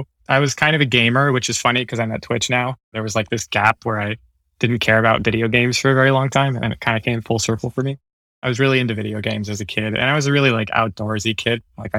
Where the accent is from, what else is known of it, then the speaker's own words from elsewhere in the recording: South San Francisco, California, United States; also born or lived in Redwood City / Daly City / Pacifica; I was born in Redwood City, and I grew up in South San Francisco, Daly City area, and I was always local, elementary school, middle school, high school, always been in the peninsula.